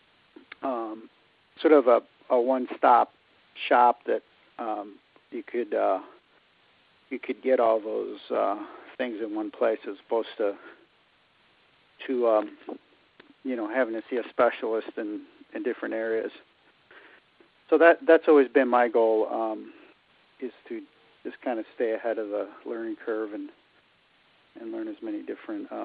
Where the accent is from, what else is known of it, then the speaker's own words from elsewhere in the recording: Highland Park, Illinois, United States; moved away as an adult; also born or lived in Fairfield, Connecticut / East Coast; I grew up in Highland Park up in the North Shore.